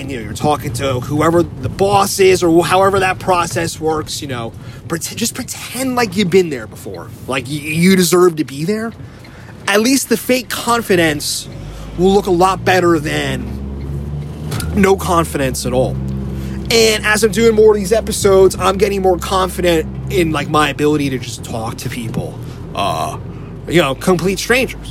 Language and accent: English; New Jersey, United States; now in San Francisco, United States; I grew up in Jersey, you know, so we grew up hanging around New York City